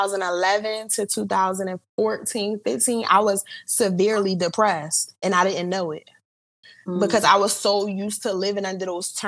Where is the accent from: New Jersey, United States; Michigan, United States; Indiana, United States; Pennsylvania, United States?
Pennsylvania, United States; Philadelphia; But I am from Philly. I grew up here. Still living in Philly